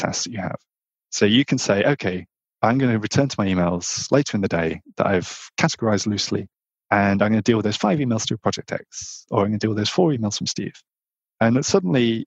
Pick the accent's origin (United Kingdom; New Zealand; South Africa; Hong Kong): United Kingdom; Northern England; I grew up in Northern England on a very rural farm